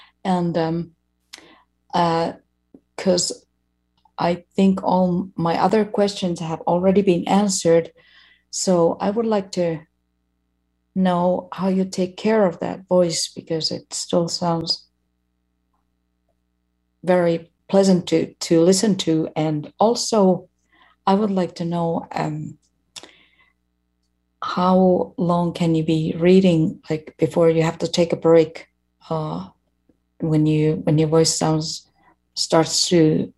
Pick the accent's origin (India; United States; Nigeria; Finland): Finland; So this is …, and I'm from Finland.